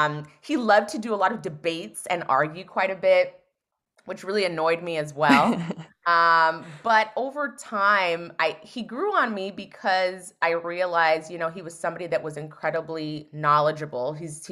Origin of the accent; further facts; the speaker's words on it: California, United States; And then I came from Northern California.